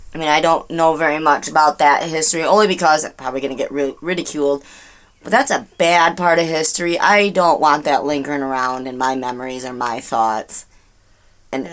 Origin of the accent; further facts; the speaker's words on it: Michigan, United States; we're from Dearborn, but we're from Michigan